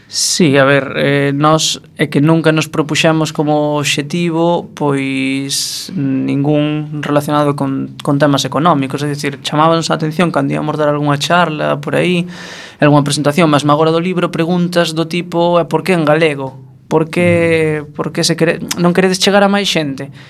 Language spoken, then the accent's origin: Galician; Viveiro, Galicia, Spain; also born or lived in Ourol; now in A Coruña, Spain; nací no Concello de Ourol, mas vin en Viveiro, así, adolescencia.